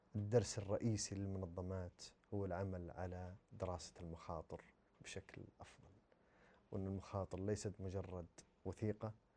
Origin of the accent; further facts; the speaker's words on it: Saudi Arabia; احنا كسعوديين